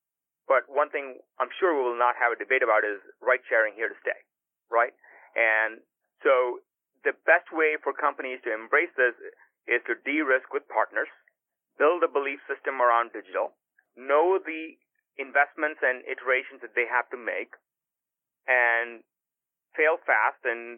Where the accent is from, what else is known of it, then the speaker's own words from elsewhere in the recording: California, United States; at least as I was growing up in Silicon Valley and looking at a lot of these kind of problems